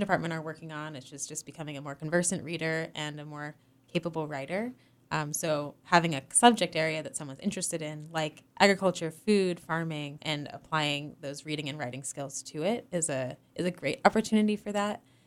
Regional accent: Northeast, United States; moved away as an adult; also born or lived in Hawaii; now in Massachusetts, United States; I'm originally from the Northeast, and so it's, it's nice to be back in the Connecticut River Valley

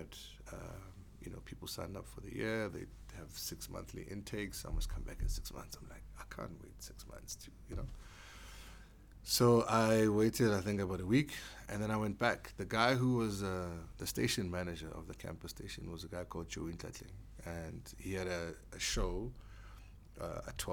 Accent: Soweto, Gauteng, South Africa; I had to go to school, like any other kid growing up in Diepkloof and Soweto.

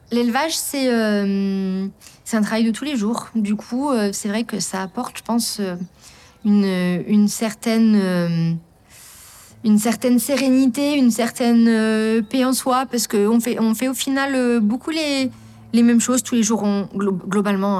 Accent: Lorraine, Grand Est, France; moved away as an adult; also born or lived in Vercors; now in Bouvante, France; Je suis originaire de Lorraine, j'ai grandi en Lorraine, à la campagne aussi, hein, mais euh, je suis arrivée dans le Vercors il y a 5 ans

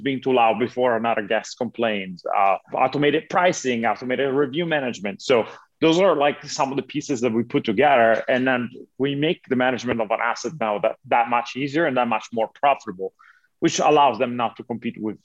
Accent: Italy; moved away as an adult; now in United States; I'm originally from Italy. Uh-huh. I was born and raised there

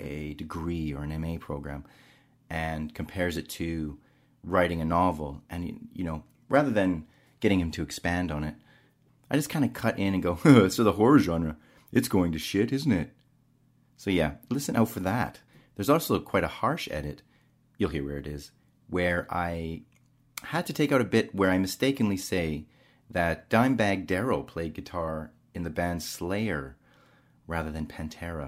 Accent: Southern Alberta, Canada; moved away; I'm over 40 from Southern Alberta and that's what my people listen

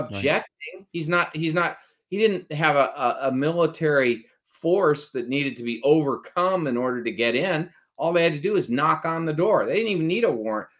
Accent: United States; we're Americans

